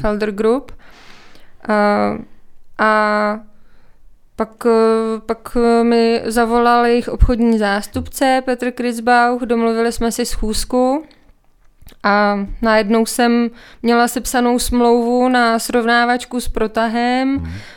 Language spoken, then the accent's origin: Czech; Czechia; accent: Czech English; also born or lived in Canada / New Zealand; now in České Budějovice, Czechia; pořád mluvím jako Čech, česká angličtina